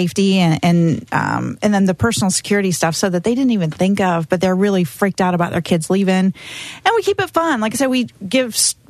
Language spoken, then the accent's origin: English; Indiana, United States; moved away; I'm from Indiana, a small town